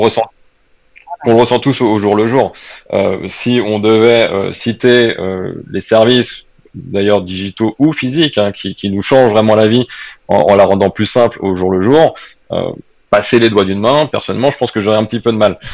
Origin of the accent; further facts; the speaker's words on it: France; now in Switzerland; je parle en plus un petit peu plus en tant que Français